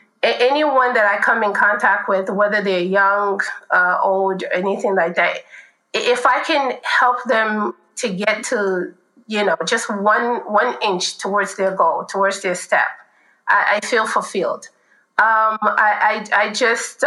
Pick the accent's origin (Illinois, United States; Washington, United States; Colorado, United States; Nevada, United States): Illinois, United States; Chicago; now in California, United States; I grew up in Chicago